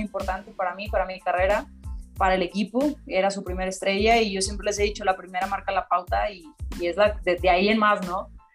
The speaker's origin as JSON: {"language": "Spanish", "country": "Mexico", "said": "como mexicana"}